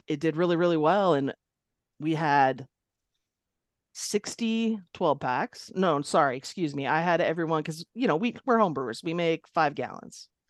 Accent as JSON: {"language": "English", "town": "Long Beach", "region": "California", "country": "United States", "tie": "born or raised there", "also_born_or_lived": "Ireland", "said": "I grew up in Long Beach, California"}